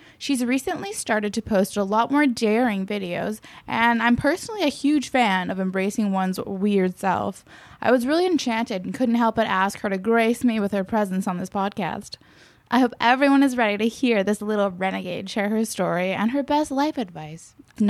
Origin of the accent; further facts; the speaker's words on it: Canada; that's part of the fun of being Canadian.